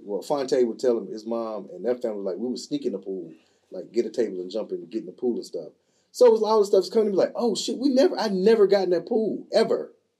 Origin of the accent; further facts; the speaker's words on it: Robeson County, North Carolina, United States; I'm from Robinson County, which is at the bottom of the state in the South. So in our county, there are three races. There's black, white, and Native American. We call them Indians. So the Lumbees.